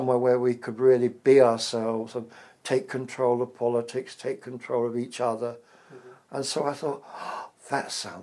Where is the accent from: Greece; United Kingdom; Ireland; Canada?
United Kingdom; England; accent: English; moved away as an adult; also born or lived in America; he liked my accent. An English accent